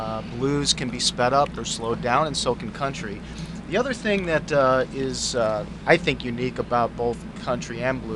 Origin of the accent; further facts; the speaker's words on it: Gary, Indiana, United States; moved away; I was born in Gary, Indiana